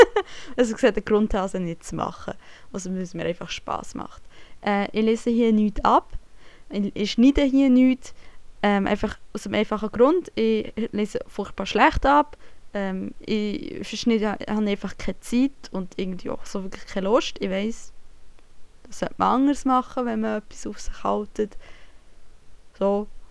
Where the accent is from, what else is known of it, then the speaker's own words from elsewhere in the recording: Bern, Switzerland; accent: Bernese German; moved away as an adult; now in Germany; Ich komme aus der Schweiz, aus dem Kanton Bern.